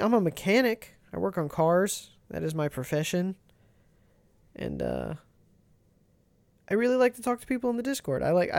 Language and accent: English; Ohio, United States; We're from Ohio.